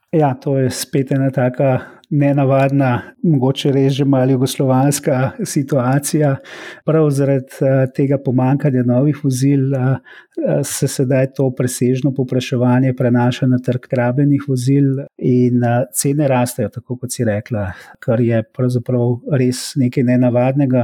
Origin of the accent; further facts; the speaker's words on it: Slovenia; Slovenci smo